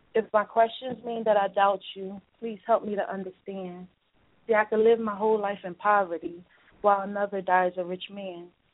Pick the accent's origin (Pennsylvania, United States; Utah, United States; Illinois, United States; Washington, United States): Pennsylvania, United States; Philadelphia; I'm from Philly